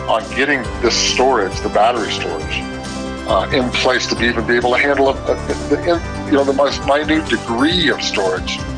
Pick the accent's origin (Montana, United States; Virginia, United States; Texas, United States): Texas, United States; Odessa; I'm from Odessa, and that's uh, a big part of my district